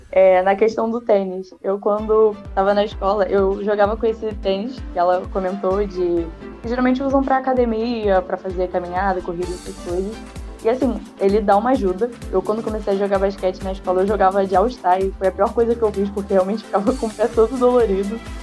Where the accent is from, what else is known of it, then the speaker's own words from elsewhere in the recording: Rio de Janeiro, Brazil; Eu sou da Jacarapaguá.